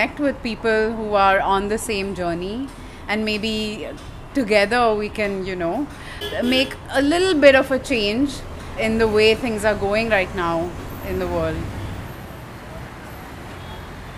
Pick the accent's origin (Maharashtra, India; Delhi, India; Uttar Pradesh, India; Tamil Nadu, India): Maharashtra, India; Mumbai; also born or lived in Baroda, Gujarat / Netherlands; I'm from Mumbai. I grew up here